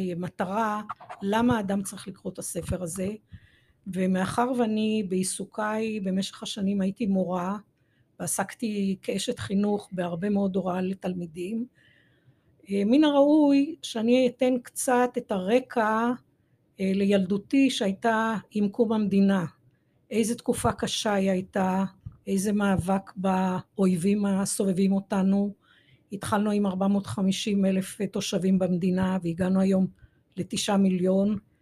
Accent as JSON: {"language": "Hebrew", "town": "Jerusalem", "region": "Jerusalem District", "country": "Israel", "tie": "born or raised there", "said": "אני דור שלישי בירושלים, נולדתי בשכונת מקור ברוך, וגרתי ו... אה, שם למעשה כל אה, ילדותי עד גיל 18"}